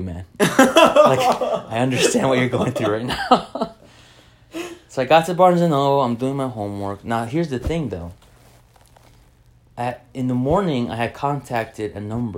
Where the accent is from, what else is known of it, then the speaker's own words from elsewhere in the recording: Orlando, Florida, United States; I'm from Orlando